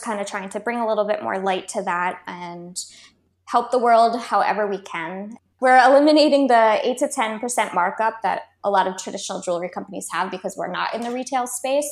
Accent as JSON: {"language": "English", "town": "Baltimore", "region": "Maryland", "country": "United States", "also_born_or_lived": "California", "moved": "as an adult", "lives_now": "Australia", "said": "originally I'm from Baltimore, Maryland, and then we moved to California for 4 years, and then we've been in Australia for the last basically 2 years"}